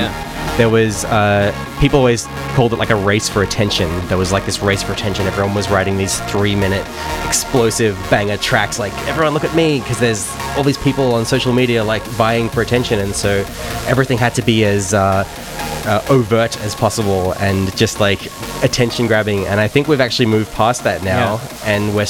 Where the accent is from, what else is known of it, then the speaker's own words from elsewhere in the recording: Canberra, Australian Capital Territory, Australia; I am from Canberra.